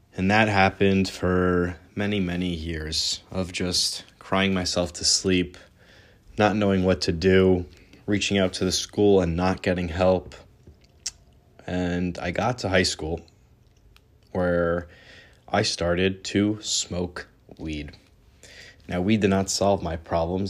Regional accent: New York, United States; also born or lived in Ra'anana, Israel / Southern Utah; I was born in Ra'anana, Israel. At the age of one, I moved to New York

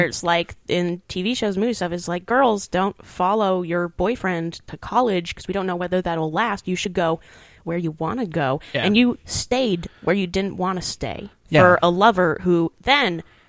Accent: Seattle, Washington, United States; moved away as an adult; My hometown, yeah.

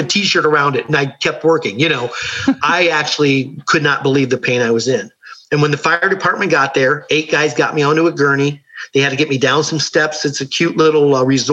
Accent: Ohio, United States; I grew up Catholic in Ohio.

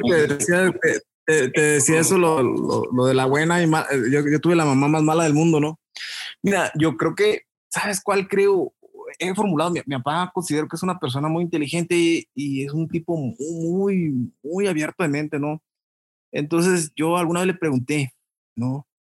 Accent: Chilchota, Michoacán, Mexico; lugar donde, donde yo crecí, en Chilchota

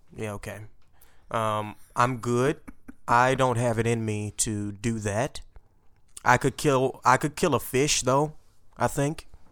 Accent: Port Arthur, Texas, United States; We don't have sushi where I'm from

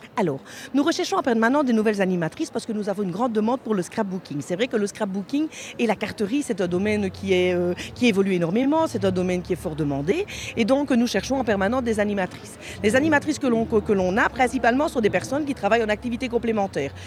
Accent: Belgium; chez nous en Belgique

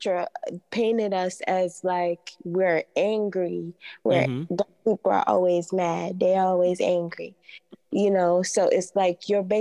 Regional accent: Tanzania; I'm from Tanzania

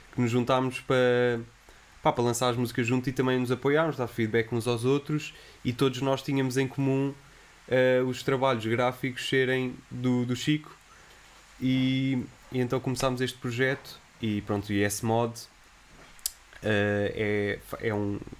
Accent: Lisbon, Portugal; eu sou de Benfica e eh, cresci em Benfica, passei a minha infância em Benfica

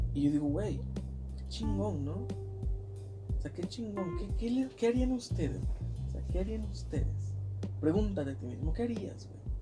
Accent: Mexico; soy mexicano

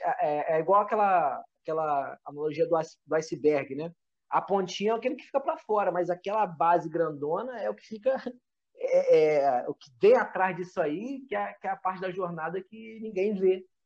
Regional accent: Nilópolis, Rio de Janeiro, Brazil; moved away as an adult; also born or lived in Costa Barros / São João de Meriti; Eu sou lá de Nilópolis, né, cara? Sou de Nilópolis

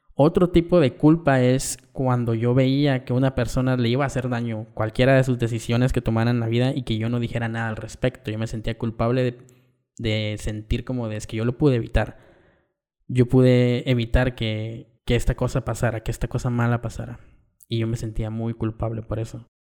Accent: Guatemala; Vengo de una familia muy tradicional en el contexto de barrio en Guatemala, íbamos a misa los domingos

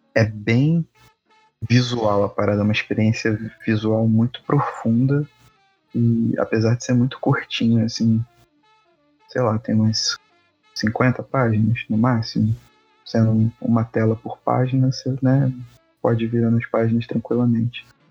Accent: Petrópolis, Rio de Janeiro, Brazil; um poeta de Petrópolis, minha terra também

